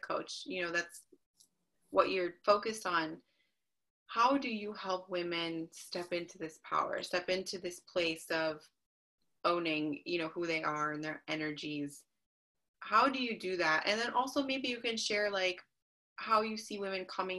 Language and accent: English; Chicago, Illinois, United States; moved away as an adult; now in Boise, United States; I am originally from Chicago. So I moved here 2 years ago